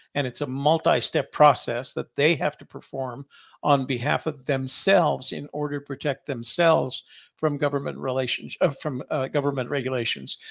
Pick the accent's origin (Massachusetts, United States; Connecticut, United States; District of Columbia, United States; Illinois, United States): District of Columbia, United States; Washington; I was from Washington, D C